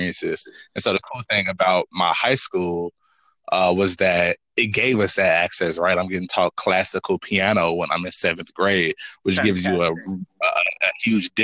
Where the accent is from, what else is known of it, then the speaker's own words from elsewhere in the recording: Gary, Indiana, United States; I'm from Gary. Gary is super cool. I went to a performing arts school called Emerson